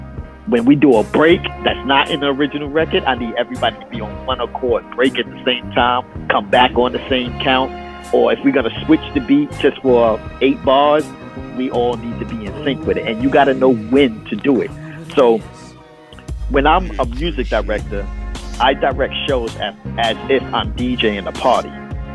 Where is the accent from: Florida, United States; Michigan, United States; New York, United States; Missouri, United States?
New York, United States; Brooklyn; I'm from Coney Island.